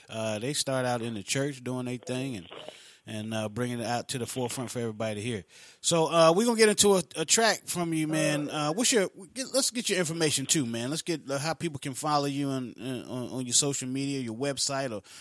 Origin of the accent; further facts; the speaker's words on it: Florence, South Carolina, United States; I'm from Florence, South Carolina, brother. Florence, South Carolina